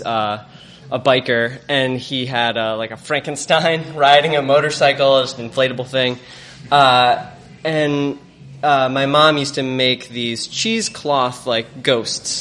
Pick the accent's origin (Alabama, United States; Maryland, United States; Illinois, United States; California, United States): Illinois, United States; Chicago; I'm from here. I grew up in Chicago